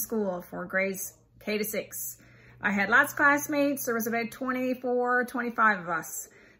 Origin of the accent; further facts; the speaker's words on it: Lumsden, Canada; I grew up in Lumsden. It was a small town. We had a K to 12 school.